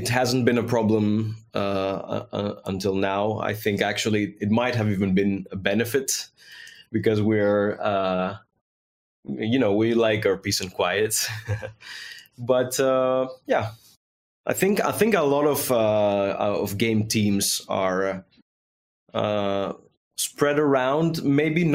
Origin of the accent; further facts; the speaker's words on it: Greece; I'm from Greece